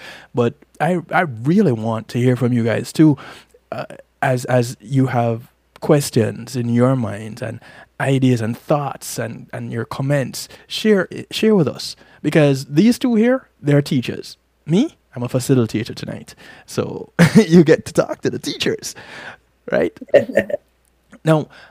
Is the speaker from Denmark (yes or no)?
no; Jamaica; I'm Jamaican